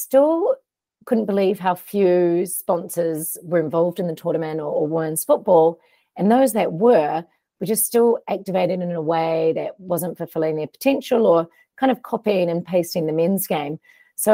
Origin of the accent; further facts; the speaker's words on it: New Zealand; also born or lived in United States; I went to college on a soccer scholarship in the US as a Kiwi